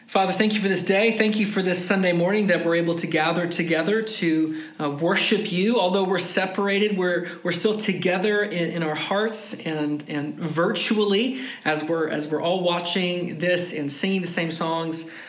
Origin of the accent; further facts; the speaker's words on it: United States; moved away as an adult; now in Europe; an American living in Europe